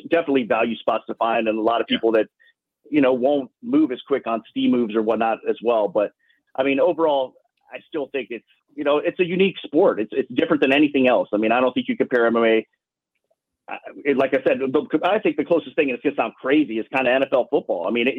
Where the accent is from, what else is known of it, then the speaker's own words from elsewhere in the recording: Ohio, United States; now in Las Vegas, United States; But I'm from Ohio personally, so I understand that. I get the Midwest type of weather.